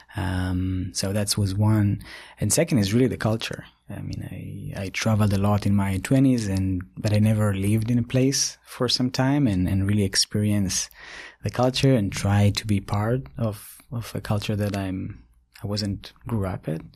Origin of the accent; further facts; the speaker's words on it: Ashdod area, Southern District, Israel; moved away as an adult; also born or lived in Tokyo, Japan; now in United States; I grew up in Israel and, uh, in a small village near Ashdod